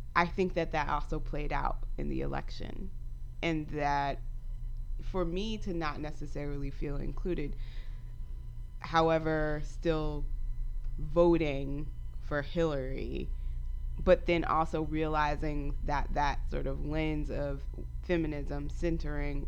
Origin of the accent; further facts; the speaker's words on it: the South, United States; moved away as an adult; also born or lived in Texas / North Carolina; I grew up in the South. I grew up between Texas and North Carolina, and I've lived in different parts of the country as an adult.